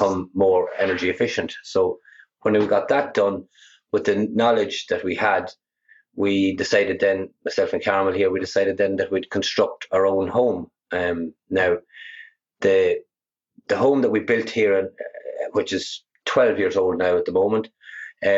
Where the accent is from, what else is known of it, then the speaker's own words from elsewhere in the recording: Ireland; also born or lived in United States; I came back from America. I was there for 8 years, and I briefly studied some renewables out there before I came home.